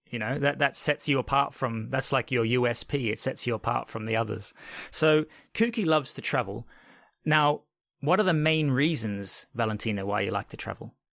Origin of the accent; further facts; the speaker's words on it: Australia; moved away; I grew up in Australia and I spent many years in a town probably similar size to you